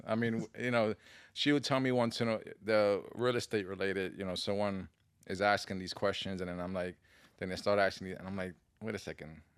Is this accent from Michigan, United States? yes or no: no; New York City, New York, United States; I grew up in the Bronx